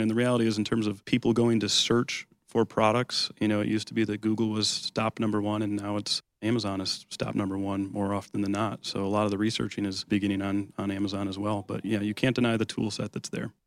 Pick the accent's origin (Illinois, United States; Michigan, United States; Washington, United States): Michigan, United States; Lake Orion; also born or lived in Oakland Township, Michigan; I grew up in Lake Orion, in Oakland Township's my home now